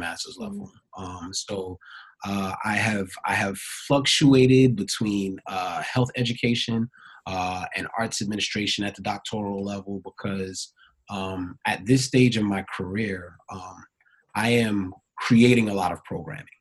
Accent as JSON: {"language": "English", "town": "New York City", "region": "New York", "country": "United States", "tie": "born or raised there", "also_born_or_lived": "Hampton, Virginia", "said": "born and raised in Brooklyn, New York"}